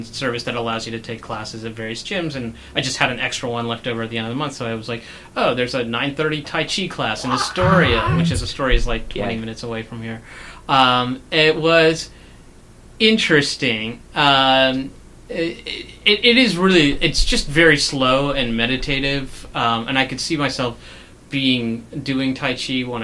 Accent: India; I'm Indian

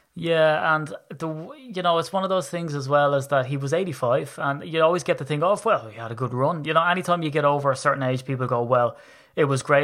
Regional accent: Ireland; I'm Irish

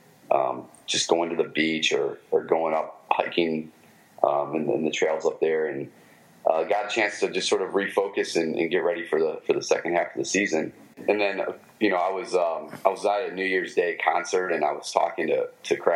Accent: Michigan, United States; accent: Michigan; my Michigan accent

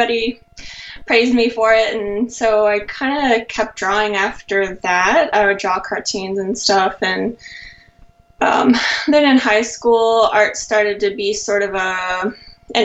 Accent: North Carolina, United States; moved away as an adult; now in San Jose, United States; I'm originally from North Carolina and I grew up there, but I moved to California almost 3 years ago

